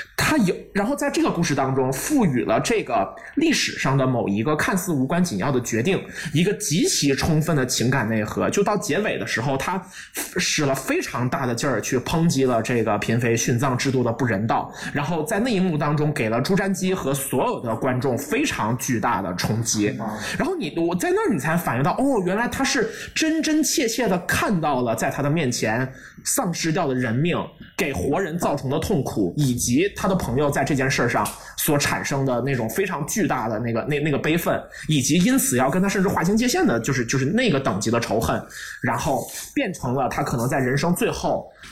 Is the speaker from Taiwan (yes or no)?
no; China; 我们是作为中国人